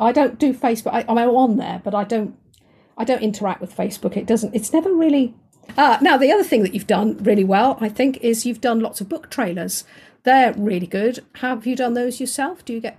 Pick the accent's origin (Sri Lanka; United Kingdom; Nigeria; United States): United Kingdom; southern England; accent: quiet English voice; I'm from southern England, so my voice is quite quiet. And I'm trying to speak up as I'm talking to you now, but of course my voice naturally is a quiet English voice